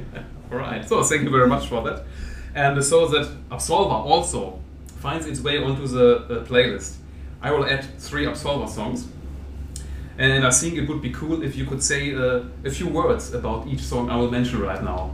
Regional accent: Germany; I'm from Germany

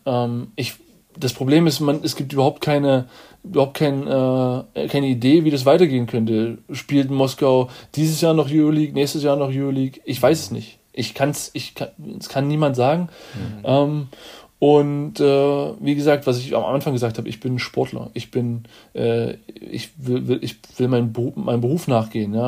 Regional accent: Germany

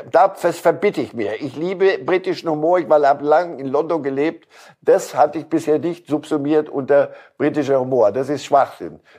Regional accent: Switzerland; Ähm, die Schweiz, als Schweizer Staatsbürger kann ich Ihnen sagen, äh, nichts ist den Schweizern lieber, als dem nördlichen Großkanton mal eine überzuziehen.

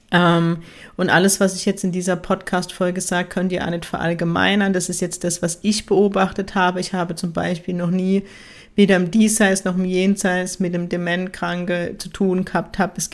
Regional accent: Ziegelhausen, Baden-Württemberg, Germany; Und ähm, der Ort, wo ich herkomme, heißt Ziegelhausen

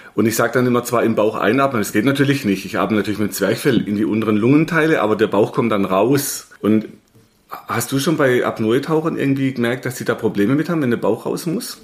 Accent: Germany; als Deutscher

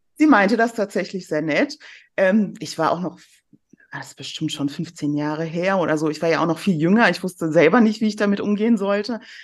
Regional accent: near Cologne, North Rhine-Westphalia, Germany; also born or lived in Iran (south); ich bin dann in der Nähe von Köln aufgewachsen und äh, bin im Herzen auch immer ein kölsches Mädchen.

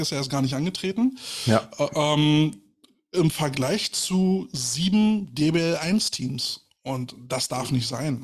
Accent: Berlin, Germany; als Berliner

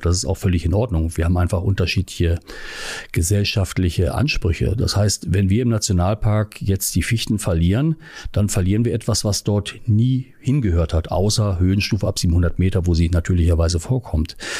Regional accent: Hanover Region, Lower Saxony, Germany; moved away; also born or lived in Göttingen / Northern Germany; Ich komme ursprünglich aus der Region Hannover

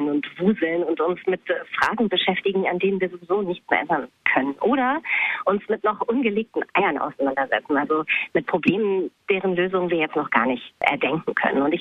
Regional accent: Bochum, North Rhine-Westphalia, Germany; born there; ich bin in Bochum geboren, aber ich war da eigentlich nie.

